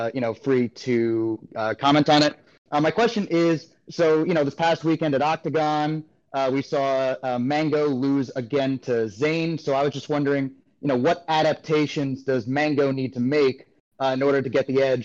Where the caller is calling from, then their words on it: Washington, District of Columbia, United States; I'm calling in from Washington, D.C.